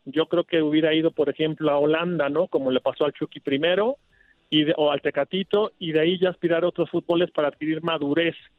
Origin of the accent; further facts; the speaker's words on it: Mexico; hablando como mexicano